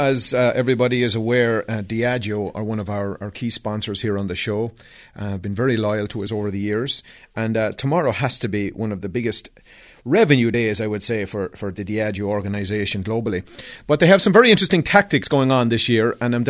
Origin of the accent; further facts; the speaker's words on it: Canada; I'm a Canadian